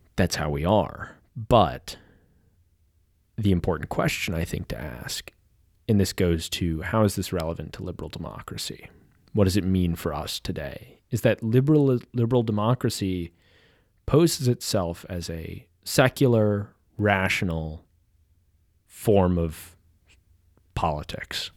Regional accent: Kansas City, United States; now in California, United States; I'm living in California now, but I'm from Kansas City

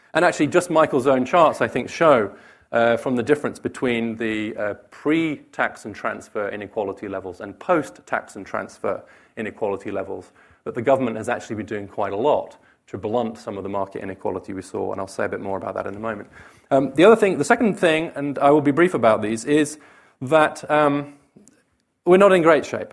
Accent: United Kingdom; moved away; the U K, my home country

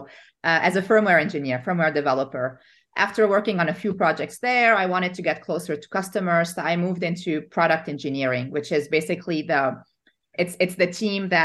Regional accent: Lebanon; English is a second language; moved away as an adult; I'm originally from Lebanon, born and raised there.

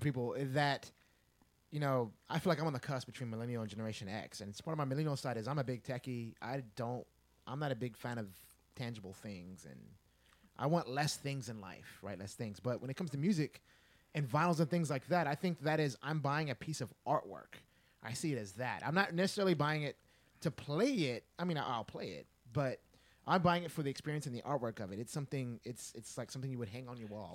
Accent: Texas, United States; I'm born and raised in Texas

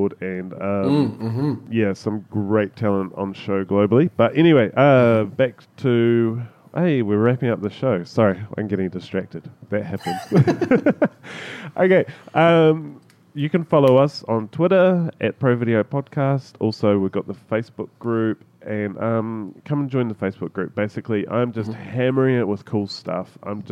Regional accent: New Zealand; as a Kiwi

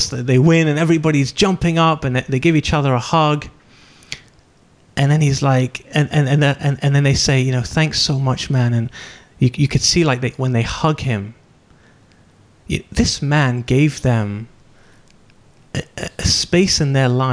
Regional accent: United Kingdom; I'm British

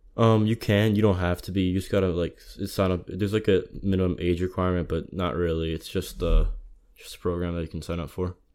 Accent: Closter, New Jersey, United States; I'm from North Jersey. Uh, town's called Cloyster, suburban county.

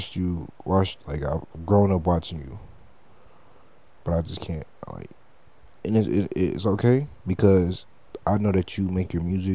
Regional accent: Detroit, Michigan, United States; I don't like new Detroit music. And that's weird because I'm from Detroit.

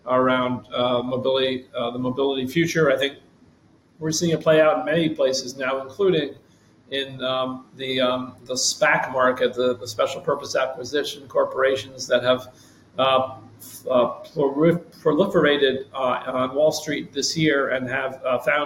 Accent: United States; As an American

